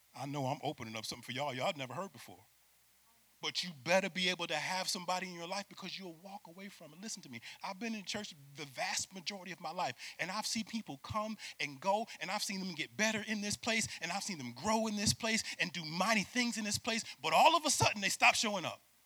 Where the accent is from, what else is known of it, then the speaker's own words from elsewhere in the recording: Syracuse, New York, United States; moved away as an adult; I'm from Syracuse, New York, play for UCF